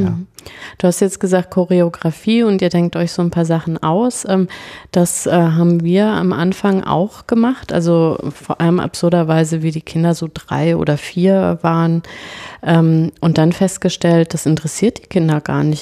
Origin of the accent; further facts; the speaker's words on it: Franconia, Bavaria, Germany; also born or lived in Cologne; ich bin in Köln geboren ah. und in Franken aber aufgewachsen